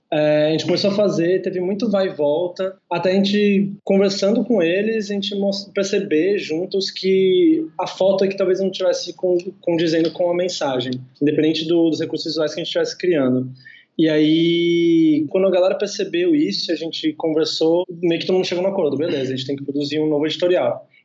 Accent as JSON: {"language": "Portuguese", "town": "Recife", "region": "Pernambuco", "country": "Brazil", "said": "Hoje a gente está para se mudar para o Rio de Janeiro nos próximos meses, mas a gente é daqui de Recife."}